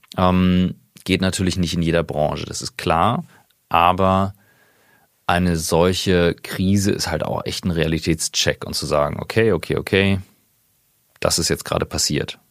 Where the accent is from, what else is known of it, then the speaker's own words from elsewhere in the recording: Kiel, Schleswig-Holstein, Germany; moved away; also born or lived in St. Gallen; gebürtiger Kieler